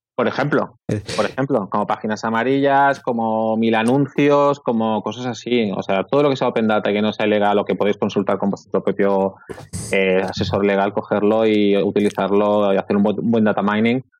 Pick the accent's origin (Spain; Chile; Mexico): Spain; Barcelona, Catalonia; Yo soy de Barcelona